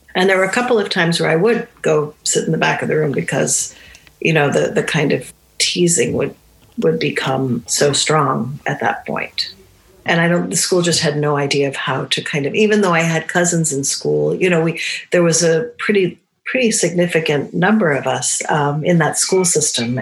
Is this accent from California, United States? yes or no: no; New Hampshire, United States; first language Romani; I grew up in New Hampshire, which is in the northeast of the United States in New England.